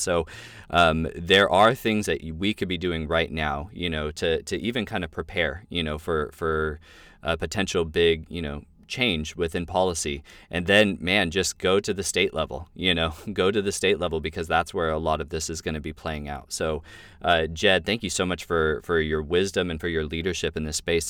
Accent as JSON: {"language": "English", "region": "California", "country": "United States", "also_born_or_lived": "Washington State", "moved": "yes", "lives_now": "Washington, United States", "said": "I'm from California and I live in Washington State"}